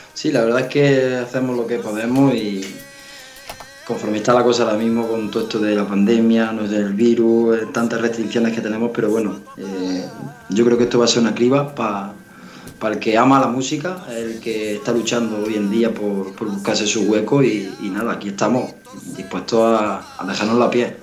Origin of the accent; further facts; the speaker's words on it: Navas de San Juan, Andalusia, Spain; en mi pueblo, en Nava de San Juan.